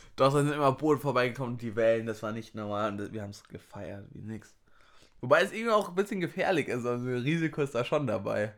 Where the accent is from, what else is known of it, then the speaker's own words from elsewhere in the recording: Würzburg, Bavaria, Germany; bei uns in Würzburg